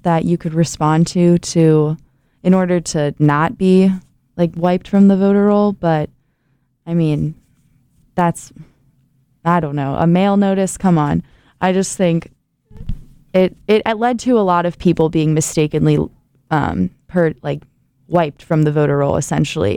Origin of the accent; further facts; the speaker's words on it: Ohio, United States; moved away as an adult; now in Indiana, United States; my home state, Ohio